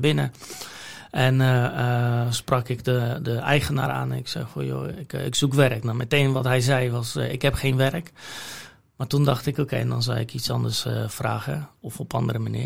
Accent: Poland; Dutch is a second language; moved away as an adult; now in Netherlands; waar ik vandaan kom, uit Polen en wat ik daar geleerd heb

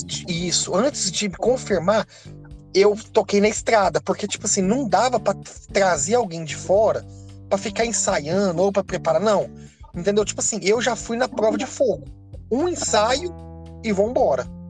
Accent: Itaúna, Minas Gerais, Brazil; eu sou de Itaúna, Minas Gerais, uma cidade pertinho de Belo Horizonte.

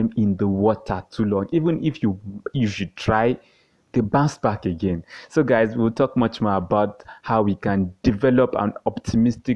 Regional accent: Nigeria

